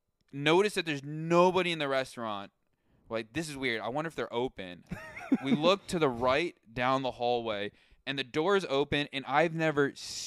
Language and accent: English; Philadelphia, Pennsylvania, United States; also born or lived in Cleveland; I did some time in Cleveland. I went there for school. So like I'm originally from this area, Philadelphia area.